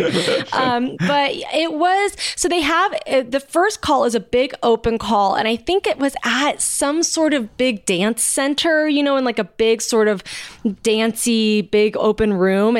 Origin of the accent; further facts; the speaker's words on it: Long Beach, California, United States; I'm from Long Beach